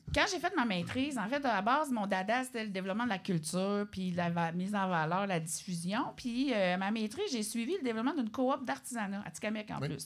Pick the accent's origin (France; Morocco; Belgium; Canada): Canada; Obedjiwan, Quebec; je viens d'Obidjouane